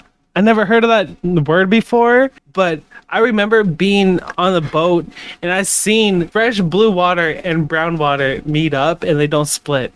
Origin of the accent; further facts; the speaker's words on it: Nushagak, Alaska, United States; my hometown